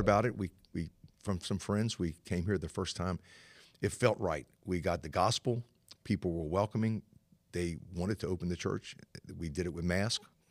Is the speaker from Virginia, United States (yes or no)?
yes; Norfolk, Virginia, United States; I was born and raised in Norfolk. Uh, my family is from this area